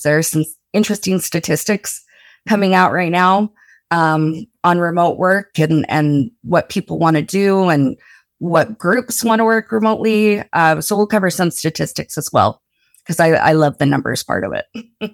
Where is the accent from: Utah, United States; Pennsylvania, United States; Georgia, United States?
Utah, United States; Blanding; moved away; I'm from rural Utah, like, super rural Utah. I'm from Blanding originally.